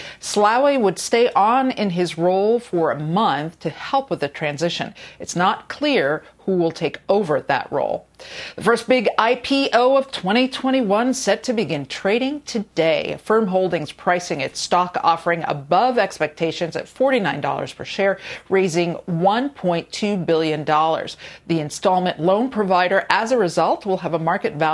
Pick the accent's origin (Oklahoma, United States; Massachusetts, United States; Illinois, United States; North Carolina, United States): Massachusetts, United States; Boston; us Boston girls.